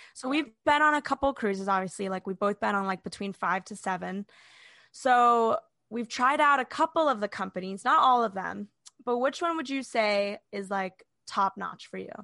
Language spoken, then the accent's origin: English; Orlando, Florida, United States; we're from Orlando